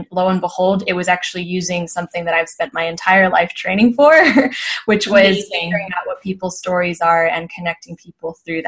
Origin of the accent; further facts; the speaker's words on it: Los Angeles, California, United States; moved away as an adult; now in Spain; when I was much younger growing up in Los Angeles. So my parents are both immigrants from the Philippines, now naturalized citizens in the US.